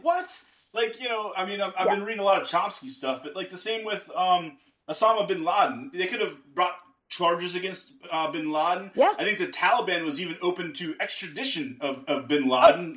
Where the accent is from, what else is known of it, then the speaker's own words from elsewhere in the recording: Pittsburgh, Pennsylvania, United States; moved away; I'm from Pittsburgh originally